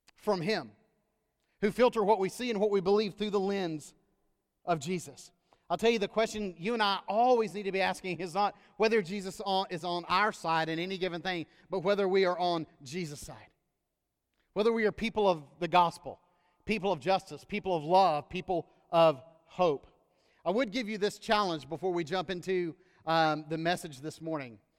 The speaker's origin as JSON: {"language": "English", "country": "United States", "said": "as an American that loves this country, uh, and that is always happy to return home"}